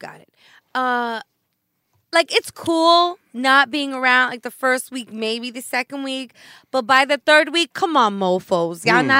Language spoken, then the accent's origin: English; New York City, New York, United States; I'm from Brooklyn.